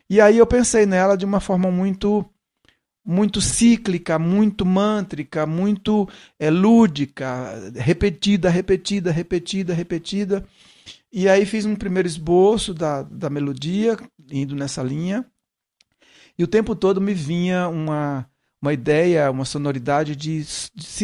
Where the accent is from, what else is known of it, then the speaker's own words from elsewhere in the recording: Ceará, Brazil; accent: Cearense mixed with Pernambucano and Paulista; now in São Paulo, Brazil; eu não sou eu não sou pernambucano, eu sou cearense, então, meu sotaque de origem é cearense, mas eu misturei com sotaque pernambucano. E aí vim para São Paulo, misturei com sotaque paulista.